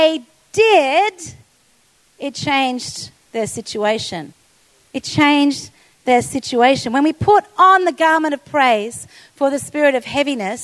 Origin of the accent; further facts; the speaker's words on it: Australia; as an Australian